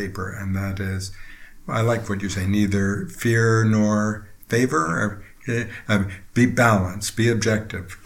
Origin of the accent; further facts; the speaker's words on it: Princeton, New Jersey, United States; moved away as an adult; also born or lived in China; Just outside Princeton, New Jersey